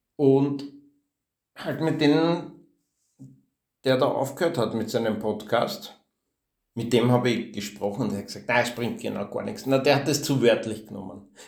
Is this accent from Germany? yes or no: no; Austria; accent: geschert (rural Austrian dialect); also born or lived in Vienna; Ich war in einer Hauptschule, in einer Klosterhauptschule in Wien. Also zwei, dreimal im Jahr habe ich eine Strafe geschrieben, weil ich geschert geredet habe